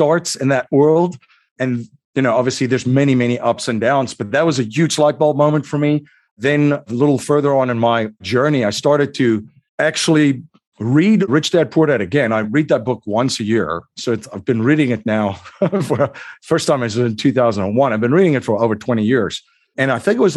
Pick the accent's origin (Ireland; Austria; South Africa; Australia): South Africa; moved away as an adult; now in United States; I'm originally from South Africa. I came to the US, boy, it's almost 22 years ago.